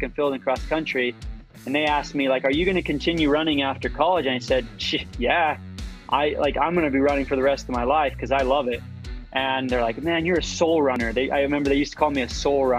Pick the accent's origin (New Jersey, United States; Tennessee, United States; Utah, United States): Utah, United States; St. George; I grew up in St. George, Utah.